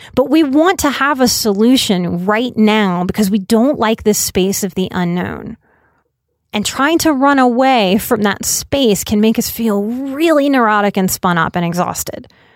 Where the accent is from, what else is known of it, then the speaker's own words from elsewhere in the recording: United States; As an American culture